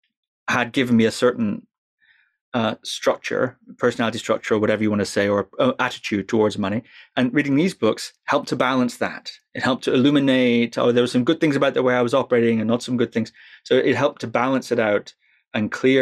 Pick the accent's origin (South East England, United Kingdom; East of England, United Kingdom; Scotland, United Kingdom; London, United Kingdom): Scotland, United Kingdom; I'm from Scotland